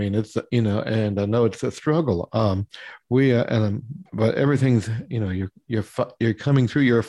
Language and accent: English; Kentucky, United States; Now, I'm originally from Kentucky